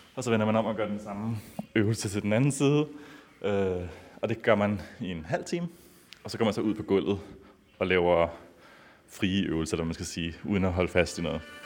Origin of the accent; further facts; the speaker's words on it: Copenhagen, Capital Region of Denmark, Denmark; moved away as an adult; also born or lived in San Francisco, United States; jeg er født og opvokset i Danmark, i København.